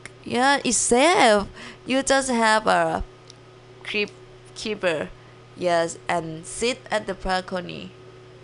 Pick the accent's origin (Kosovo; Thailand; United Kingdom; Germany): Thailand; English is a second language; moved away as an adult; now in San Francisco, United States; in Thailand, I always wear short. It's sunny and hot.